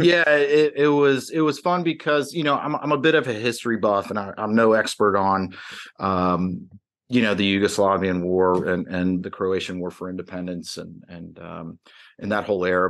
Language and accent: English; Atlanta, Georgia, United States; moved away; also born or lived in New York; I grew up in the Atlanta area uh, after, you know, my family had moved down from New York